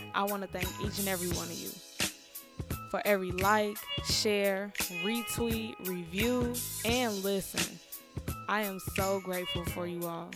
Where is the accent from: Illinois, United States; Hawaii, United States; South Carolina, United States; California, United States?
Illinois, United States; Chicago; As a Chicagoan